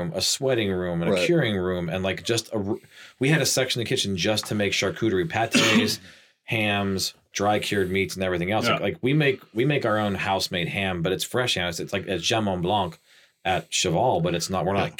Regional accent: Pittsburgh, Pennsylvania, United States; I'm from Pittsburgh.

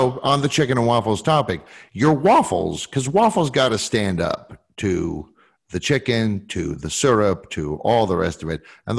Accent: United States; now in Prague, Czech Republic; Yeah, I like the traditional Czech way of doing things, but you know, I'm an American

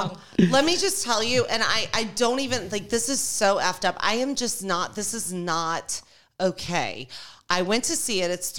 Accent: New Orleans, Louisiana, United States; I'm from New Orleans.

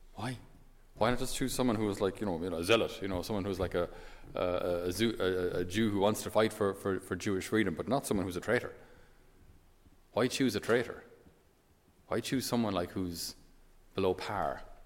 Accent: Ireland; us as Irish

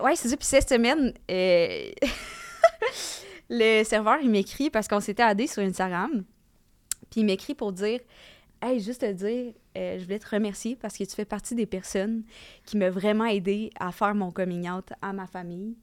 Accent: Lévis, Quebec, Canada; now in Montreal, Canada; je viens pas de, la Gaspésie, là, je viens de Lévis, là, mais ça m'a pris le fait de déménager à, Montréal.

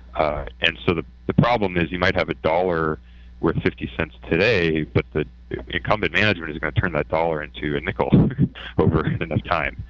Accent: Canada; moved away as an adult; I'm Canadian

